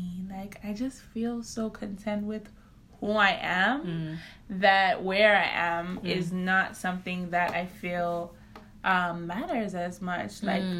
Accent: South Africa; also born or lived in Zambia; now in New York, United States; So I go born Zambia, raised South Africa.

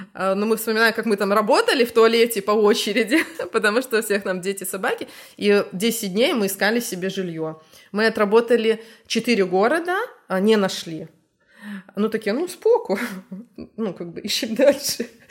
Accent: Gomel, Gomel Region, Belarus; moved away as an adult; now in Gdańsk, Poland; Мы из Гомеля, ну, Беларусь. А, в Гданьск переехали 1 марта 22 года

